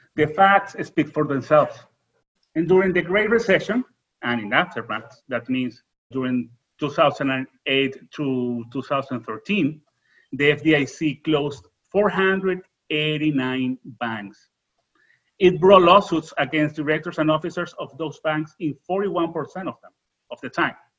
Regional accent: Venezuela; English is a second language; moved away; I'm original from Venezuela.

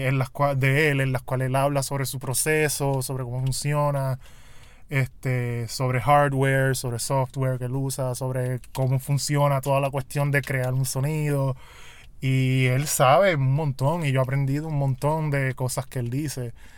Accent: Puerto Rico; mi realidad como puertorriqueño

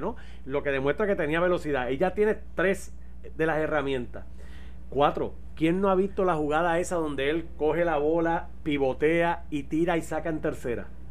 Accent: Utuado, Puerto Rico; mi pueblo, de Utuado

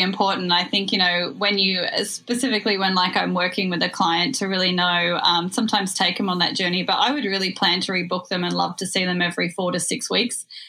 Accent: Australia; now in New York, United States; I'm actually dialing in from across the world over in New York. So, I'm happy to be here with my fellow Australian and Kiwis

